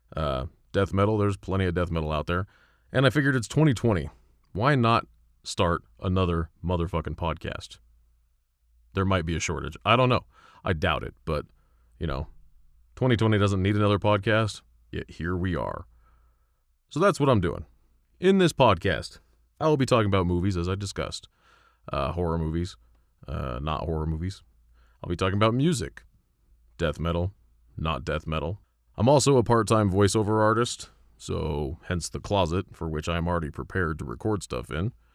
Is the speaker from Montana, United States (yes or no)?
no; Colorado, United States; I'm from Colorado.